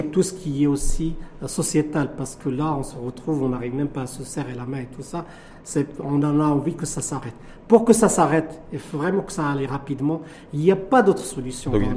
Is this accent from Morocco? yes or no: yes; Morocco; chez nous au Maroc